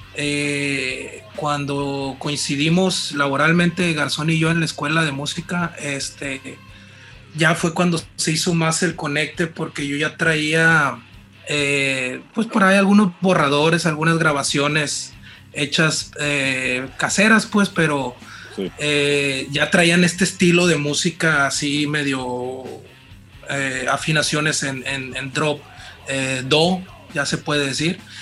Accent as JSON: {"language": "Spanish", "town": "Mazatlán", "region": "Sinaloa", "country": "Mexico", "moved": "as an adult", "lives_now": "Culiacán, Mexico", "said": "yo vengo de Mazatlán, tengo 10 años viviendo aquí en Culiacán"}